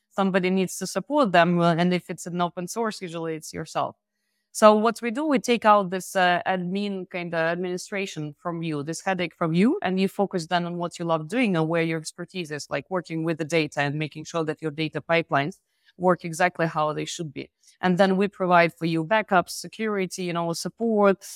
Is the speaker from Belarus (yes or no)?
yes; Belarus; moved away as an adult; now in France; by origin, I'm from Belarus. I'm living in France for more than ten years